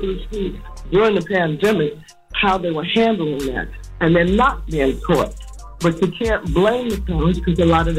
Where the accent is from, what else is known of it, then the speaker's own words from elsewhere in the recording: New York, United States; Growing up in New York, history was something that Black history, we were a part of.